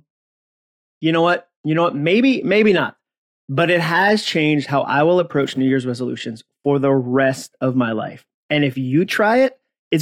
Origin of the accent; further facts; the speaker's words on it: Massachusetts, United States; I grew up in Massachusetts, so I use the word wicked occasionally instead of the word very